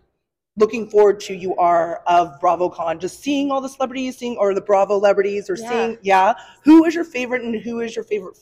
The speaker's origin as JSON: {"language": "English", "area": "South Bay, Los Angeles", "region": "California", "country": "United States", "said": "I'm from the South Bay."}